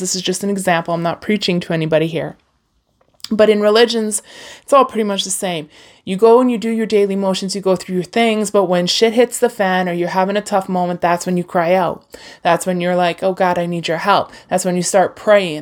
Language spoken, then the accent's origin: English; Hinton, Alberta, Canada; I was born near Jasper, Alberta, like in the heart of the Rockies, Hinton, Alberta